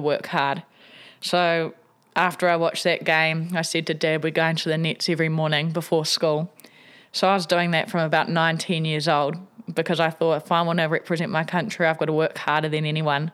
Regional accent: Wellington, New Zealand; I grew up in Tawa here in Wellington.

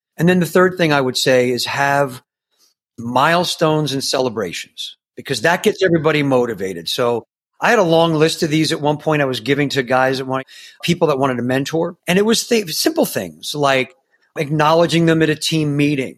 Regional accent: New York, United States; I grew up in New York

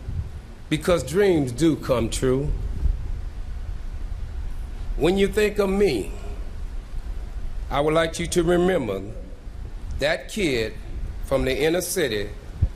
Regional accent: Oakland, California, United States; As a kid growing up in Oakland

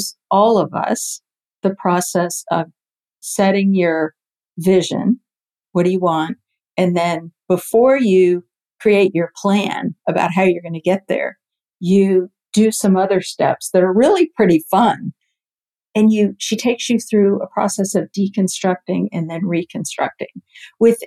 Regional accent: near the Cape, Florida, United States; I grew up near the Cape

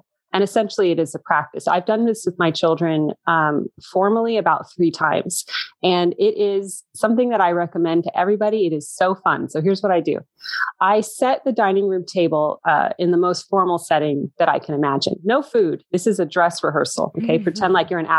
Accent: United States; I was the only American there

